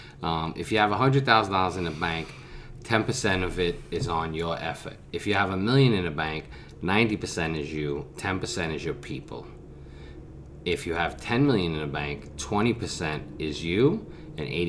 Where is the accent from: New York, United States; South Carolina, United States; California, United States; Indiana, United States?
New York, United States; New York City; growing up in Brooklyn